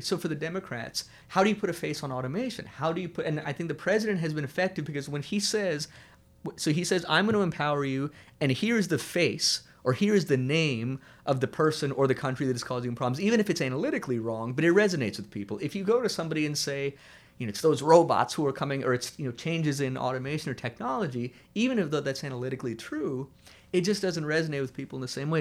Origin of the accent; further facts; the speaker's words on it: Fredericksburg, Virginia, United States; born or raised there